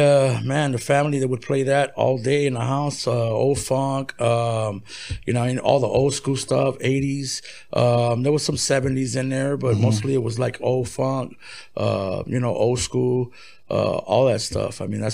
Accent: Cudahy, California, United States; also born or lived in Lynwood / Bell / Bell Gardens / Huntington Park; Well, I was born in Linwood, but I was raised in Cudahy. Mm-hmm. You know, I was there since I was a kid. And growing up, of course, I moved in a general area like Bell, Cudahy, Bell Gardens.

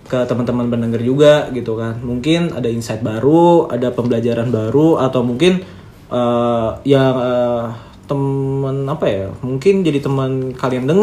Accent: Sumatra, Indonesia; born there; ini kan gue orang Jawa yang kelahiran

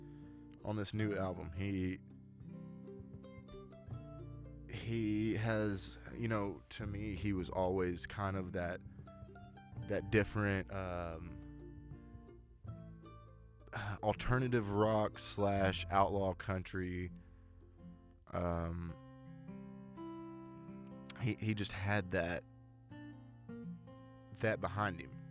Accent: Tyler, Texas, United States; my hometown, Tyler

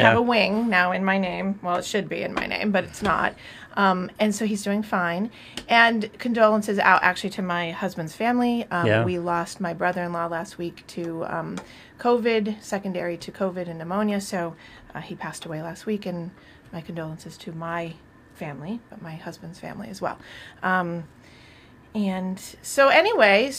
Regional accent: Vermont, United States; I'm from Vermont as well

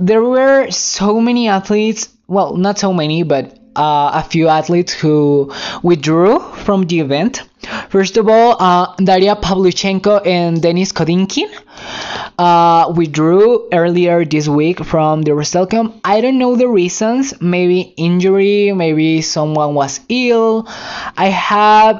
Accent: Mexico; English is a second language; I'm Mexican, so English is not my first language

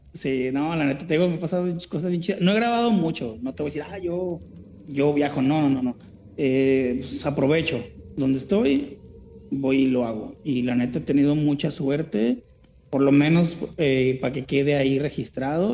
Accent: Guadalajara, Jalisco, Mexico; Yo soy de Guadalajara

